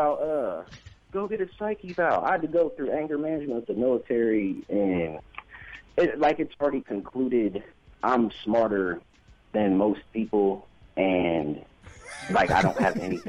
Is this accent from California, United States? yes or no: no; Fort Wayne, Indiana, United States; I'm actually from Fort Wayne, but I've lived in Indianapolis